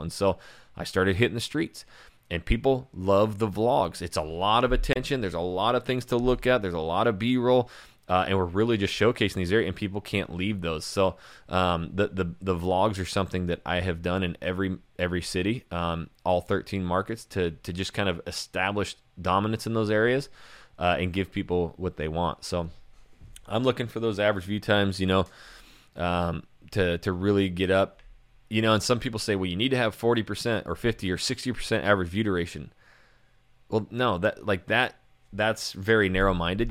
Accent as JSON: {"language": "English", "region": "North Idaho", "country": "United States", "moved": "yes", "said": "I'm not even from Nashville. I'm from North Idaho."}